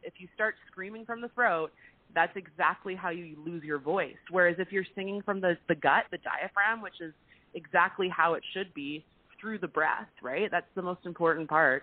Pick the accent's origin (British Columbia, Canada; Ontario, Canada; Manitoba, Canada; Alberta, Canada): British Columbia, Canada; Vancouver; It's my home. It's my hometown, and there's always going to be a special place for Vancouver.